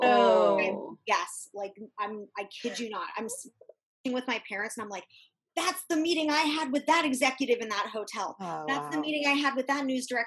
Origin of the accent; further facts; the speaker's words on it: Santa Monica, California, United States; growing up in Santa Monica